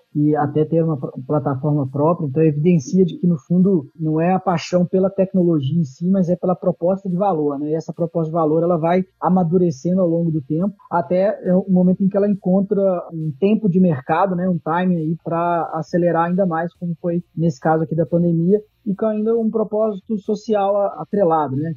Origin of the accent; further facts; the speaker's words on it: Minas Gerais, Brazil; now in São Paulo, Brazil; Eu sou mineiro